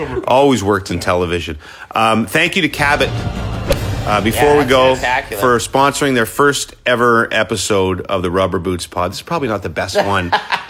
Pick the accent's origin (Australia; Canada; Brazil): Canada; Gloucester, Ontario; I grew up on Pineview Municipal in Gloucester